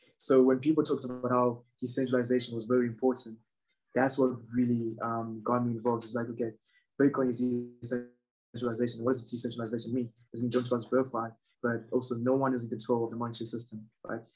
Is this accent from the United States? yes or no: no; Zimbabwe; I'm from Zimbabwe. And in Zimbabwe, we've suffered from about two hyperinflations